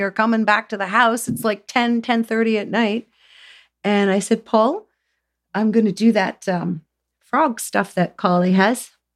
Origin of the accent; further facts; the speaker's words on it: Southern Ontario, Canada; I came from Southern Ontario, everybody smoked. We grew tobacco